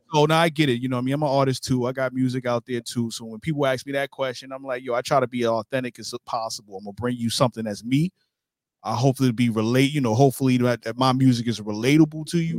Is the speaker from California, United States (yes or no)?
no; New York City, New York, United States; now in Jacksonville, United States; I grew up in New York